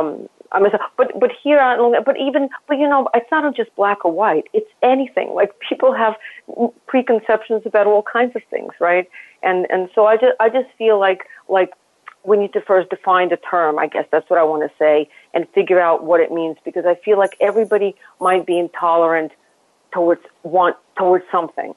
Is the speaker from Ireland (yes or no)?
no; Saint Petersburg, Russia; also born or lived in Lawrence, Kansas / Rome / London / Dallas; now in New York, United States; I grew up in Russia where I never saw anybody who was any other color other than white